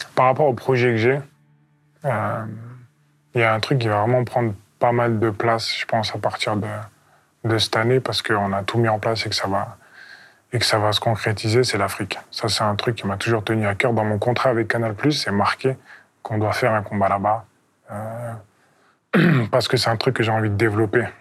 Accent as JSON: {"language": "French", "country": "France", "said": "Je suis le premier champion olympique français en poids lourd"}